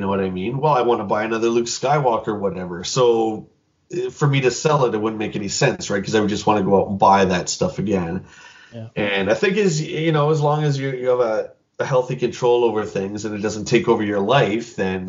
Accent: London, Ontario, Canada; That was in my hometown here. That was, I think, on the last day. We did one more trip to the local shops in our town of London here.

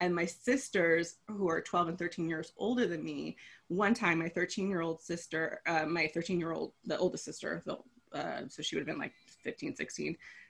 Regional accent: Los Angeles, California, United States; I live in California. I was born and raised in Los Angeles

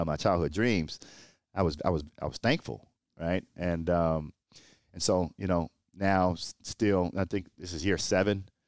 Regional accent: Port Arthur, Texas, United States; moved away as an adult; growing up in Port Arthur, Texas, surrounded by drug abuse and violence

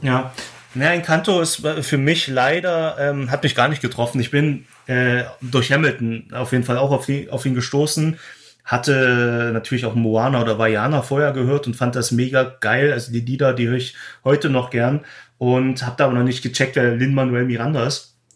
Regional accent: Glauchau, Saxony, Germany; moved away as an adult; now in Berlin, Germany; ich habe in Klauchau gedreht, meine Heimatstadt

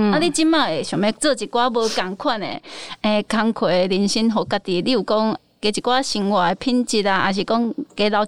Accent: Taiwan; 我们就是台湾人

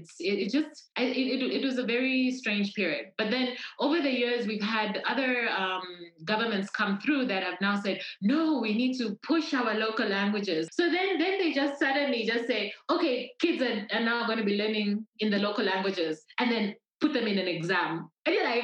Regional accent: Zambia; also born or lived in Lusaka, Zambia; I was born in Lusaka. And my parents split up when I was very young, when I was still a baby. And then I grew up, if you look at our map of Zambia

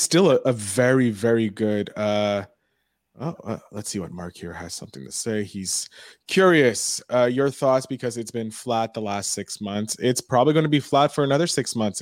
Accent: Canada; we're both from Canada.

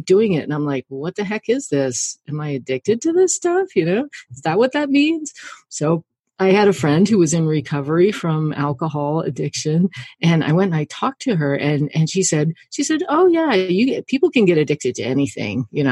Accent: the Ozarks, United States; I grew up in the Ozarks and we were kind of farmy, horsey people

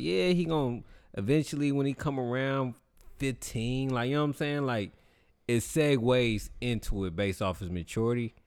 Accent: the Bay Area, California, United States; I'm from the Bay

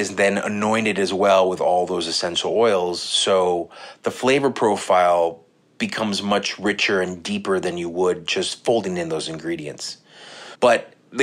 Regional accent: Laredo, Texas, United States; now in New York City, United States; I'm based in New York City, but I was born and raised in South Texas in a town called Laredo, Texas.

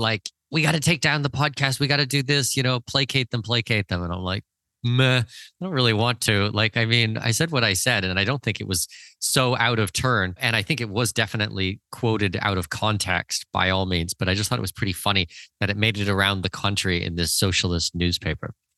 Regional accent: Canada; I'm Canadian. Second of all, like, okay, my family's from Denmark, but I'm Canadian

